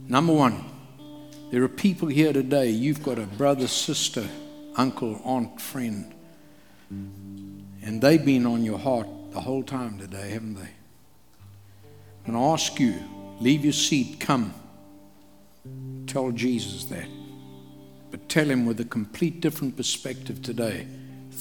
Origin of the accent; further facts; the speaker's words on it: KwaZulu-Natal, South Africa; I grew up in KwaZulu among the Zulu people in Africa.